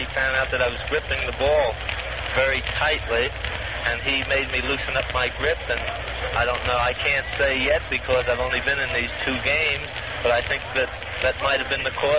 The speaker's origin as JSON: {"language": "English", "town": "Philadelphia", "region": "Pennsylvania", "country": "United States", "tie": "born or raised there", "said": "Yeah, I live in Philly. I've made my home there all my life."}